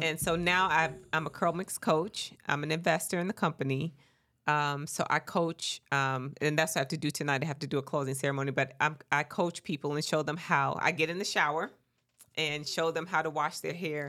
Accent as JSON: {"language": "English", "region": "Mississippi", "country": "United States", "said": "I am from Mississippi"}